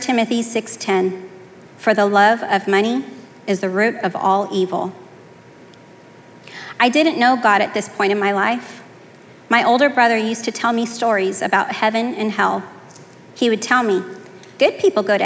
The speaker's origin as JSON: {"language": "English", "town": "Fresno", "region": "California", "country": "United States", "tie": "born or raised there", "said": "I was born in Fresno, California"}